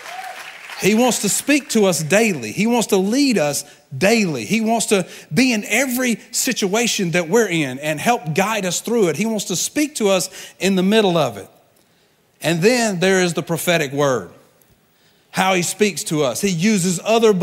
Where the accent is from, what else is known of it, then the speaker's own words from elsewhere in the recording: Georgia, United States; moved away as an adult; now in Tampa, United States; I'm a Georgia boy.